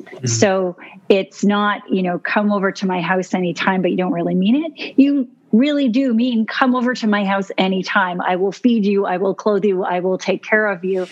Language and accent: English; Newfoundland and Labrador, Canada; also born or lived in New York, United States; I credit my empathy skills from growing up in Newfoundland